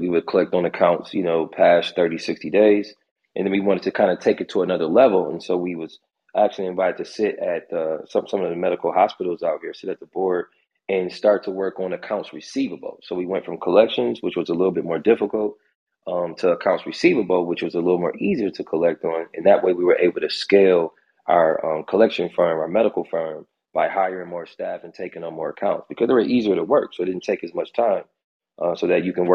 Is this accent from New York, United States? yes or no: yes; Buffalo, New York, United States; I'm from Buffalo